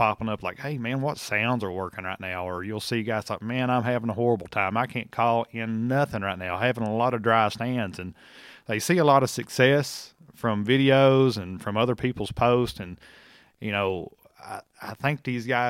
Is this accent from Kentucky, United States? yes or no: yes; Kentucky, United States; around here home in my home state of Kentucky